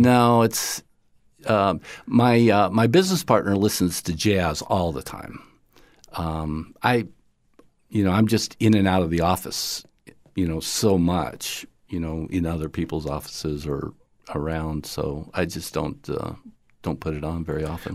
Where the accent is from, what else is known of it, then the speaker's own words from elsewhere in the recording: upstate New York, United States; now in Florida, United States; I grew up in the 60s uh, in uh, upstate New York